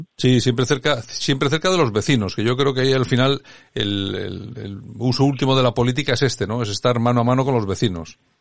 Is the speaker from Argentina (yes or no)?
no; Spain; nosotros somos españoles